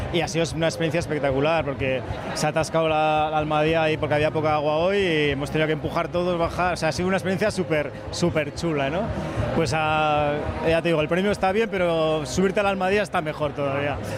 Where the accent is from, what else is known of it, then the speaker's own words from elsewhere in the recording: Navarre, Spain; soy muy navarro y muy osasunista